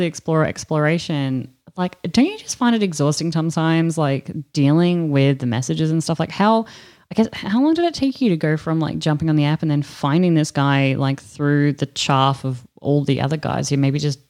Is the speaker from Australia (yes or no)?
yes; Australia; I'm joined by the delectable, the delicious, and my good girlfriend